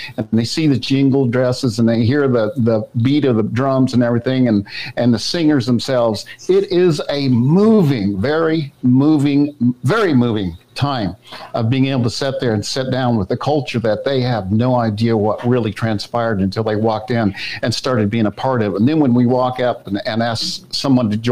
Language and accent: English; Wichita, Kansas, United States; I grew up in Wichita, Kansas, and around that area